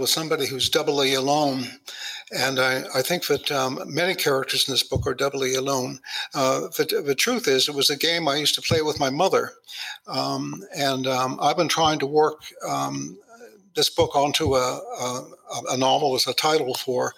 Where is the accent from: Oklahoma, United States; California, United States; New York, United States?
California, United States; Los Angeles; I grew up in Hollywood